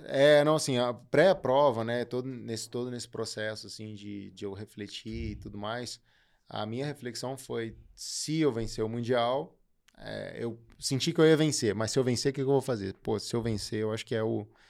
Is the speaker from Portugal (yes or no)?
no; Brazil